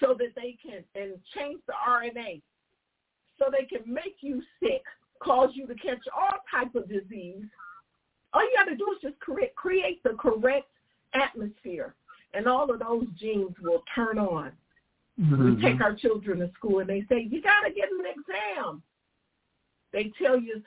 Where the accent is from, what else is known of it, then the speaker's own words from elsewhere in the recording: Detroit, Michigan, United States; I'm from Detroit